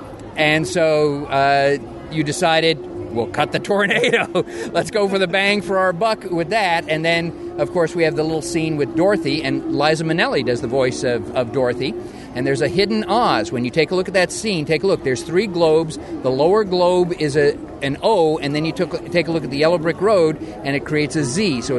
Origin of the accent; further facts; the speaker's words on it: Glendale, California, United States; I grew up in Glendale, California, out in Southern California